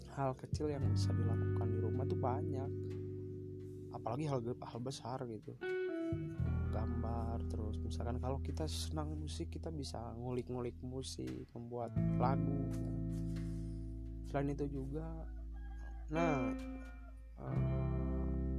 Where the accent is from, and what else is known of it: Indonesia